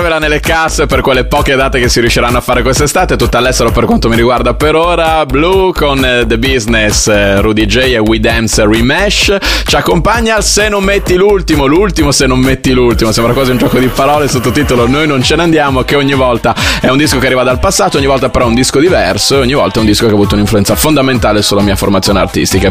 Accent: Bologna, Emilia-Romagna, Italy; io da bolognese sono molto orgoglioso

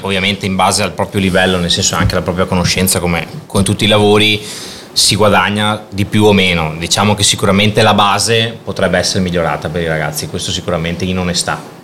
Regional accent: Padua, Veneto, Italy; also born or lived in Milan; sono nato qua a Padova con uh, le varie esperienze patavine

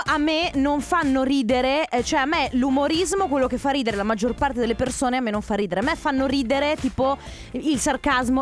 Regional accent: Veneto, Italy; da Veneta

